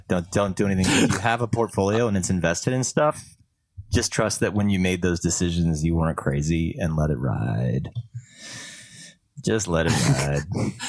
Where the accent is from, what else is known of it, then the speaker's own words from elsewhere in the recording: Canada; first language French; English is a second language; You know, I'm Canadian as a French speaker, and I can tell you that it's defined, you know.